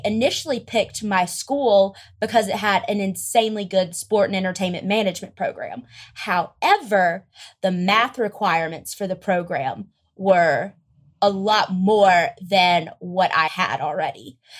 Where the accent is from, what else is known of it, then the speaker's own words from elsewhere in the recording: Greenwood, South Carolina, United States; moved away as an adult; now in Los Angeles, United States; I am originally from Greenwood, South Carolina. It is an extremely small town